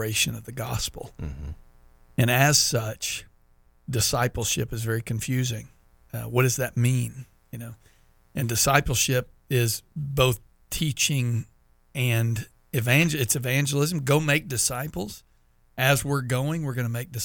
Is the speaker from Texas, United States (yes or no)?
yes; Texas, United States; now in Florida, United States; I'm from Texas